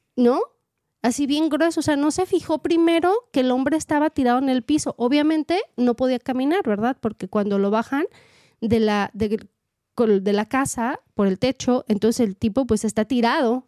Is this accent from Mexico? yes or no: yes; Mexico; moved away as an adult; now in United States; yo soy maestra y vengo preparada de México